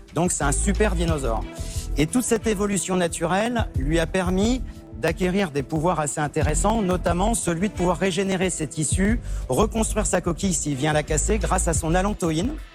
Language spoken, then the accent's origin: French; Le Mans, Pays de la Loire, France; now in Drôme, France; je viens du Mans